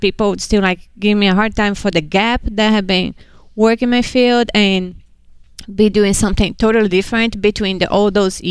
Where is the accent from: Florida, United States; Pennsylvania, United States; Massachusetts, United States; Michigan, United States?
Massachusetts, United States; Hudson; Hudson, Massachusetts